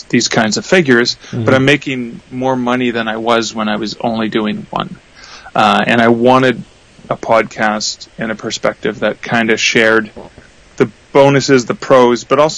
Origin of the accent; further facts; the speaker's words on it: Canada; I'm Canadian